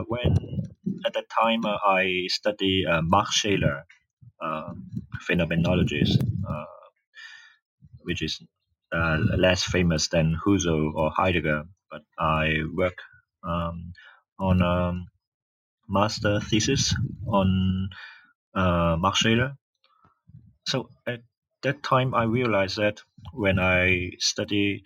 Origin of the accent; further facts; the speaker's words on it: Hong Kong; I was born in Hong Kong, and I had my university course in Hong Kong